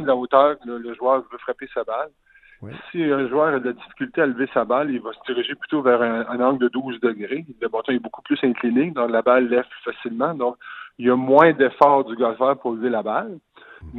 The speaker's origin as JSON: {"language": "French", "town": "Rimouski", "region": "Quebec", "country": "Canada", "tie": "born or raised there", "moved": "yes", "lives_now": "Longueuil, Canada", "said": "je viens de Rimouski, je viens du Pic"}